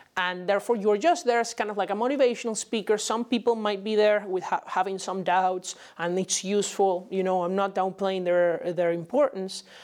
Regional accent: Venezuela; now in United States; my home country of Venezuela

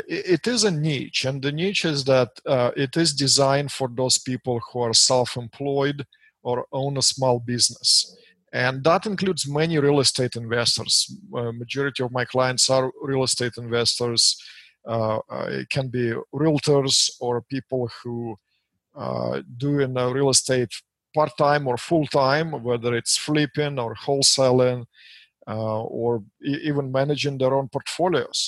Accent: Russia; English is a second language; moved away as an adult; now in United States; as you and your listeners can say by my accent, which will stick with me till my days, I'm immigrated in this beautiful country from Russia back in 1996. So it's just been 23 years for me. So I've been here a little over half of my life

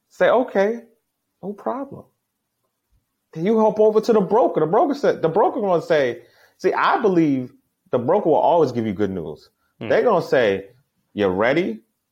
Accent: Boston, Massachusetts, United States; I'm from Boston, Massachusetts. I grew up in a town called Dorchester.

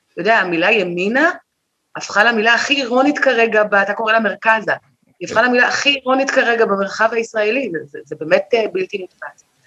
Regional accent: Israel; אני הייתי ישראלית לגמרי

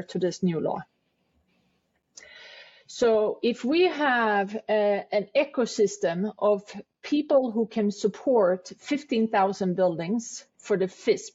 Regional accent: Sweden; moved away as an adult; also born or lived in New York City; now in New York, United States; I am from Sweden originally. I moved to New York in 1994.

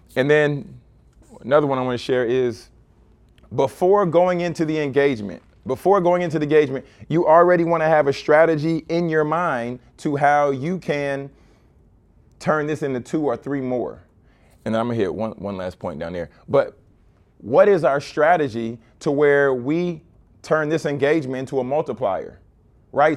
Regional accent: Baton Rouge, Louisiana, United States; growing up in Baton Rouge.

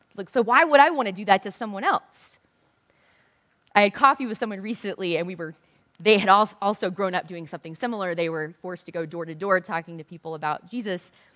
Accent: the South, United States; I'm from the South

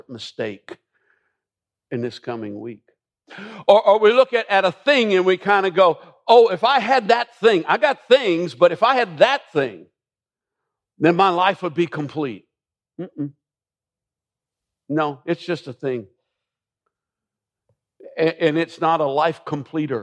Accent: Millersville, United States; growing up in Millersville

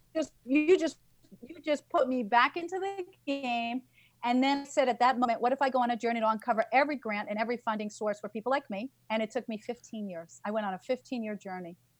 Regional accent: New York, United States; I'm a New Yorker.

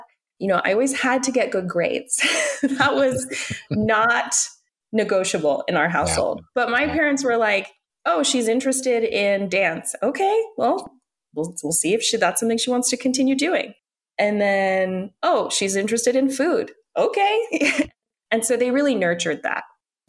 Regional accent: United States; I grew up in the United States. I am an American woman

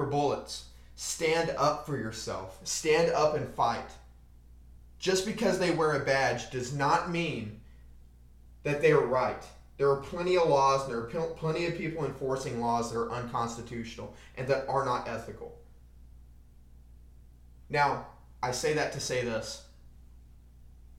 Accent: United States

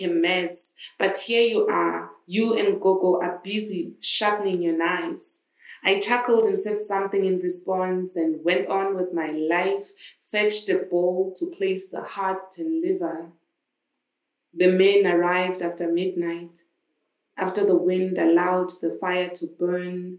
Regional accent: Johannesburg, Gauteng, South Africa; moved away as an adult; now in Northern Cape, South Africa; I grew up in Joburg, in Soweto

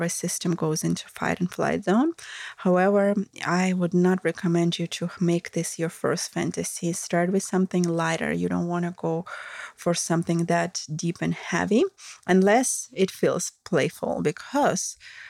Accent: Russia; accent: Russian; English is a second language; my Russian accent

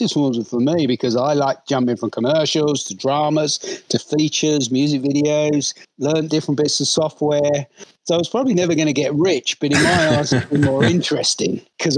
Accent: London, United Kingdom; So anyway, I grew up in London.

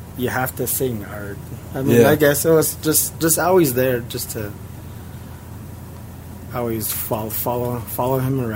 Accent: Mescalero, New Mexico, United States; I grew up here my whole life here in Mescalero.

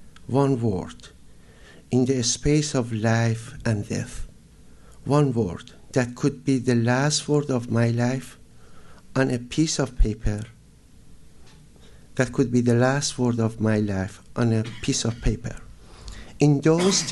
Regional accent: Iran; moved away; I was born in Iran

